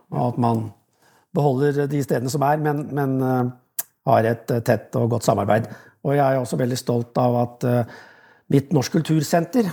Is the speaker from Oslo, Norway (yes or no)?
yes; Oslo, Norway; moved away; also born or lived in Koppang; Jeg er fra Oslo